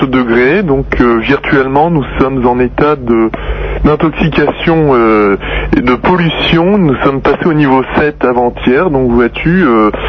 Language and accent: French; Paris, Île-de-France, France; bien, je suis de Paris.